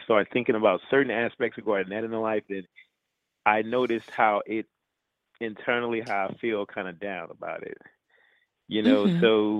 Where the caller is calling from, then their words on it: Houston, Texas, United States; Yeah, I am calling from Houston, Texas.